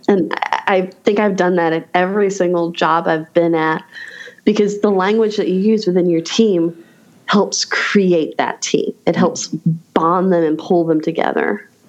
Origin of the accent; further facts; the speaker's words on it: Raleigh, North Carolina, United States; my hometown of Raleigh, North Carolina